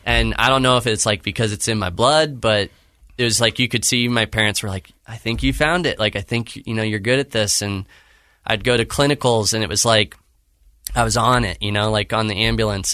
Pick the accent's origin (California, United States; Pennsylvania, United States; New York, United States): California, United States; Claremont; California, so Southern California. uh, in Claremont, California